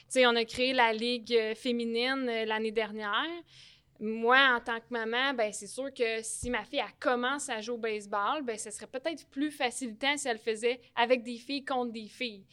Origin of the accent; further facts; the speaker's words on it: Repentigny, Quebec, Canada; je suis née à Repentigny. J'ai tout fait mon baseball mineur à Repentigny